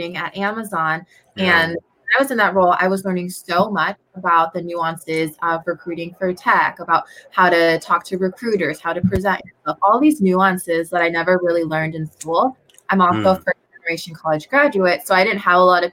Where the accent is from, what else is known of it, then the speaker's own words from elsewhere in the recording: DuPont, Washington, United States; I am in DuPont, Washington. It's about an hour and a half south of Seattle, right here at my parents' house in my high school bedroom